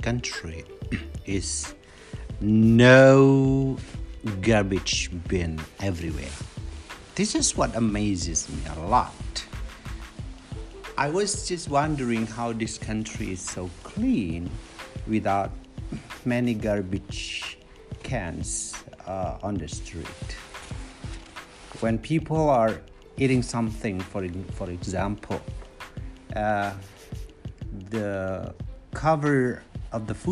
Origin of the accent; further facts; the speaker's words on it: Indonesia; moved away as an adult; now in South Korea; I'm from Indonesia.